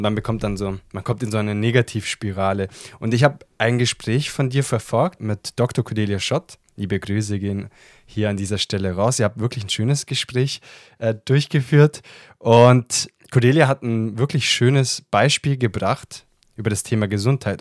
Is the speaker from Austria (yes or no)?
no; Italy; ich als Italiener